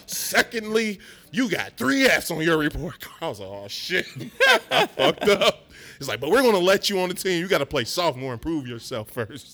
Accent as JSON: {"language": "English", "town": "Lincoln Heights", "region": "Ohio", "country": "United States", "also_born_or_lived": "West Chester, Ohio", "said": "I'm from Lincoln Heights."}